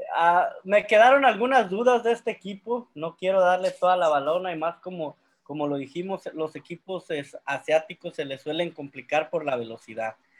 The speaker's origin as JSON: {"language": "Spanish", "country": "Mexico", "said": "como mexicano"}